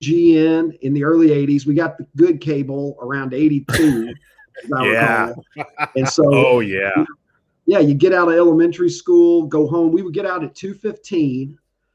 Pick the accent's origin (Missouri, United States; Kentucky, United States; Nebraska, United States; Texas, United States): Kentucky, United States; Horse Cave; moved away as an adult; also born or lived in Chicago area; now in Chicago, United States; I grew up in Kentucky